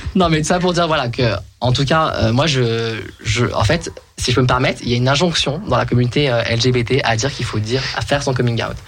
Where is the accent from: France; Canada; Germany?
France; je suis né en France